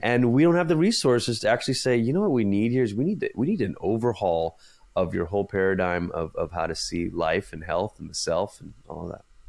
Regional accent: Malaysia; now in United States; I say this as a first generation immigrant, I'm originally from Malaysia

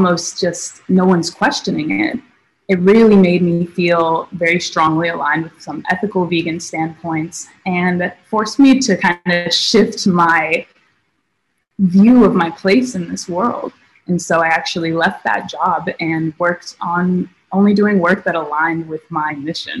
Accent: Las Vegas, Nevada, United States; moved away as an adult; I grew up in Las Vegas, Nevada

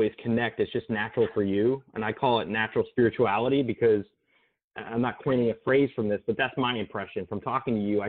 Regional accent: New Jersey, United States; now in Florida, United States; I grew up in New Jersey, live in Florida

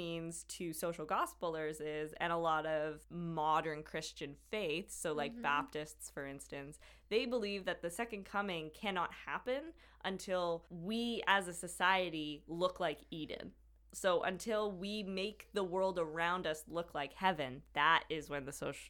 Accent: Winnipeg, Manitoba, Canada; born there; I was born in Grace Hospital.

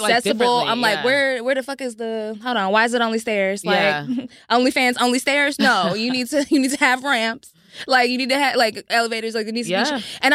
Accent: the South, United States; We're from the South

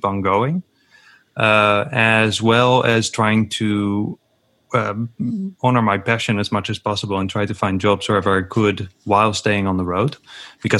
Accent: Netherlands; I'm from the Netherlands

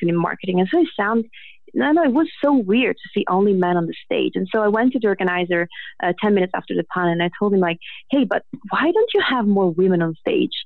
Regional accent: Italy; English is a second language; I am Italian, so English is not my first language

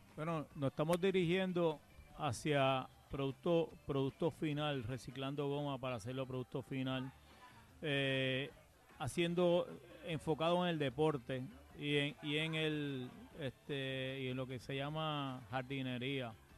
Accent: Puerto Rico

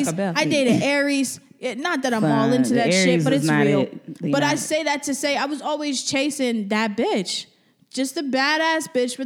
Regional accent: New Jersey, United States; I'm from Jersey.

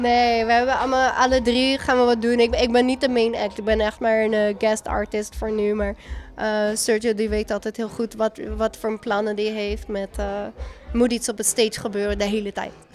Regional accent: Netherlands; now in United States

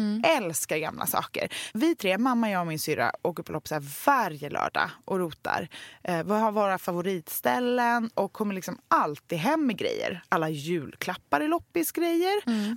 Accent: Gothenburg, Västra Götaland, Sweden; jag är ju uppvuxen i Göteborg med två ja. konstnärer till föräldrar

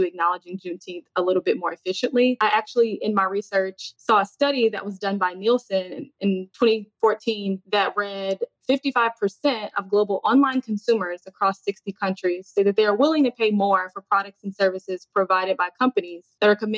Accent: Chicago, Illinois, United States; moved away as an adult; now in Texas, United States; I'm from Chicago, but relocated to Texas.

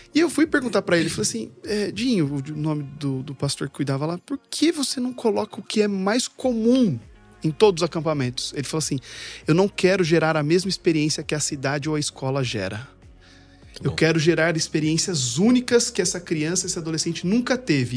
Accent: São Carlos, São Paulo, Brazil; eu saí de São Carlos

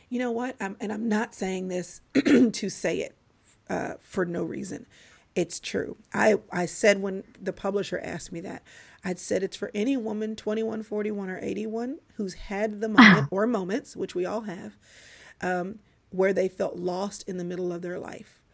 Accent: Dallas, Texas, United States; also born or lived in Atlanta, Georgia; I was born in Atlanta, raised in Dallas

